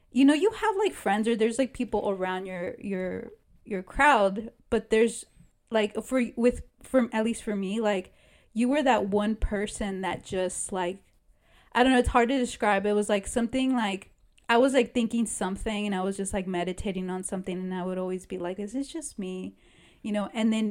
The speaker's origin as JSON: {"language": "English", "region": "California", "country": "United States", "moved": "yes", "said": "I'm from California too."}